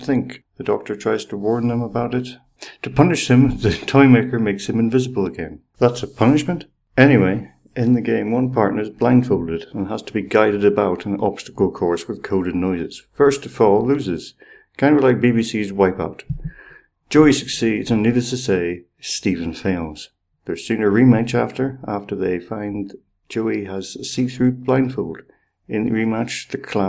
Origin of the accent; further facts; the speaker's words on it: Ireland; I'm Irish